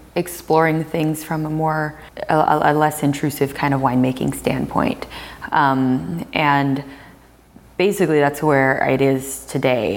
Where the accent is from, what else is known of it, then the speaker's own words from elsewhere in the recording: the Northwest, Pacific Northwest, United States; since I'm from the Northwest